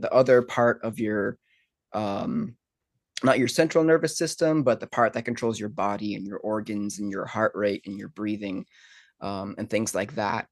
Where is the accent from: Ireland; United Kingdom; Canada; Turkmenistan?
Ireland; growing up in Ireland